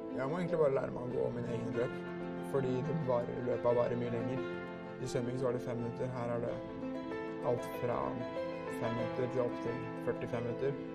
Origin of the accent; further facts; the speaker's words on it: Svelvik, Vestfold, Norway; jeg kommer fra Svelvik